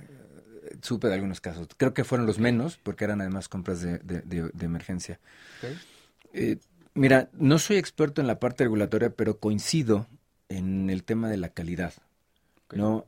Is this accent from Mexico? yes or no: yes; Mexico; como mexicanos